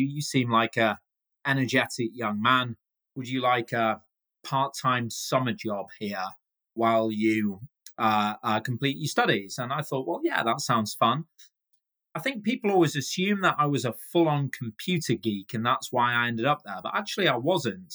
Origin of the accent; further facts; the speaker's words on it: Manchester, North West England, United Kingdom; I'm a proud Mancunian. That's what us people from Manchester call ourselves.